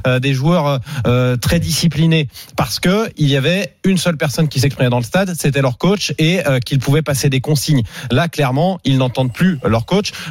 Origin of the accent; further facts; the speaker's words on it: Saint-Étienne, Auvergne-Rhône-Alpes, France; Je viens de Saint-Etienne